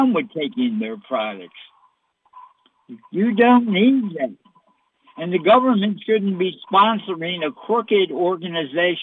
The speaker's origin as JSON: {"language": "English", "country": "United States", "said": "I'm an American."}